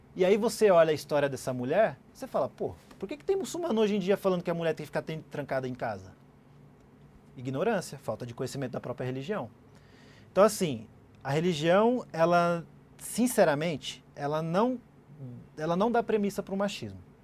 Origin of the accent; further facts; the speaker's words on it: Brazil; eu sou brasileiro, sou muçulmano, Sim. mas sou brasileiro